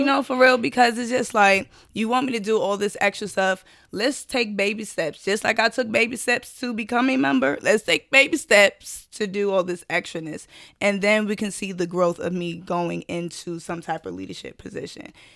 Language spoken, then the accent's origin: English; New York City, New York, United States; Born and raised from Brooklyn, New York